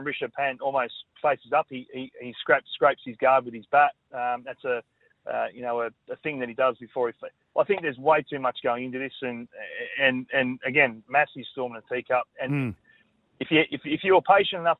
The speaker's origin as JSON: {"language": "English", "region": "Queensland", "country": "Australia", "said": "as a Queenslander"}